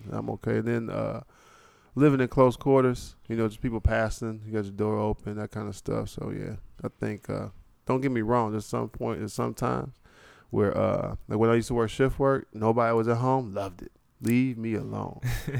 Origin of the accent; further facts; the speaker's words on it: Cincinnati, Ohio, United States; I'm from Cincinnati. We don't have a home team.